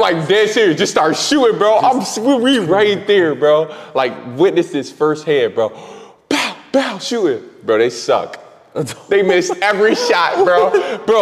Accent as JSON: {"language": "English", "town": "Erie", "region": "Pennsylvania", "country": "United States", "tie": "born or raised there", "said": "I'm from Erie"}